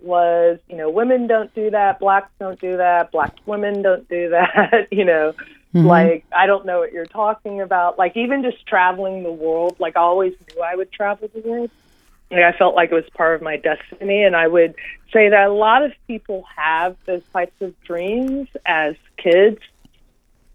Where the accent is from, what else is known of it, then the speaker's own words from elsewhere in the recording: Washington, District of Columbia, United States; I was born and raised in Washington, D.C.